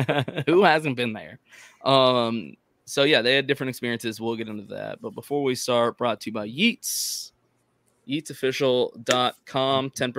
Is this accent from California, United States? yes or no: no; North Carolina, United States; born there; I was born in North Carolina, so I rep some Panthers stuff, but Texans at heart.